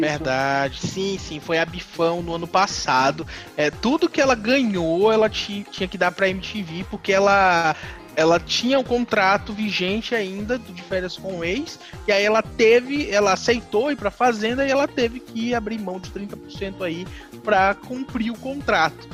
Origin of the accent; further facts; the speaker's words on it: Northeast Region, Brazil; eu, eu sou nordestino